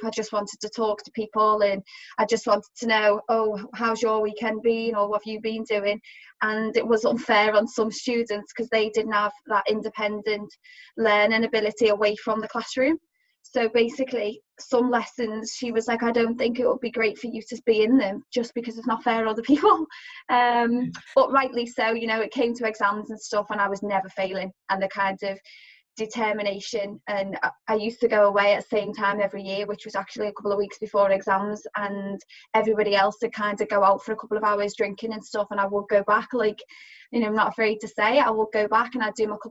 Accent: Liverpool, North West England, United Kingdom; being a Scouser

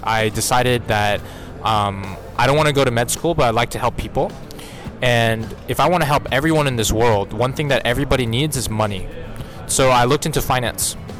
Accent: Houston, Texas, United States; moved away as an adult; also born or lived in Singapore / South Korea; I'm actually an American citizen, grew up with Korean parents. So, I spent 18 years in Houston, Texas

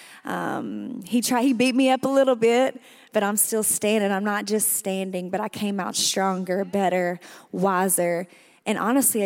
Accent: El Dorado, Arkansas, United States; I was born and raised in El Dorado, Arkansas

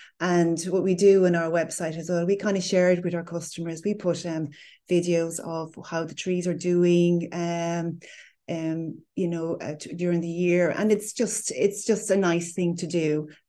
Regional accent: Munster, Ireland; I'm from Kerry.

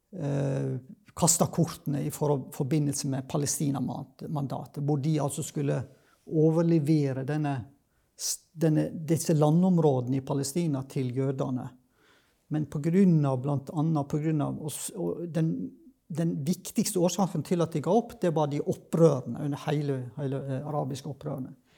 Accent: Sogn, Vestland, Norway; now in Kristiansand, Norway; jeg kommer egentlig fra Vestlandet, da, fra Sogn

